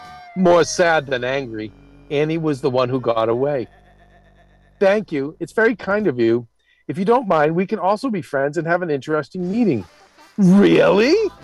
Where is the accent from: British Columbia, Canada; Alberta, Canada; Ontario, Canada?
British Columbia, Canada; Vancouver; I'm from Vancouver.